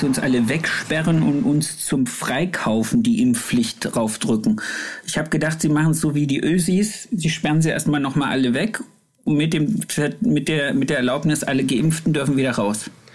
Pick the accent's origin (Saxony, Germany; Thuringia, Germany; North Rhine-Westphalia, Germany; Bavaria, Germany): Thuringia, Germany; area near Erfurt; Da, wo ich herkomme, also ich musste einmal im Jahr nach Erfurt in, ins, äh, ins überbetriebliche Lehrzentrum